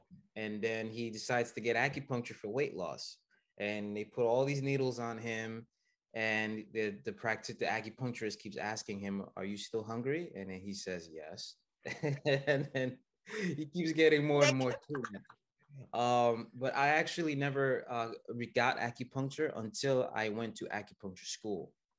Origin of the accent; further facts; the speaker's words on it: United States; also born or lived in Haiti / Canada; No, I was born and raised in here, here in the United States.